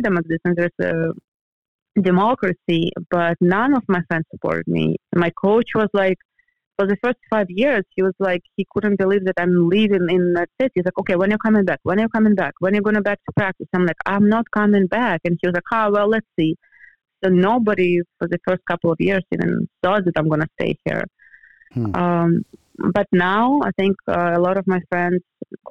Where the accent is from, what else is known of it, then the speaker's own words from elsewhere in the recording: European Russia, Russia; moved away as an adult; also born or lived in Florida, United States; now in Los Angeles, United States; I grew up in the European part where we had four seasons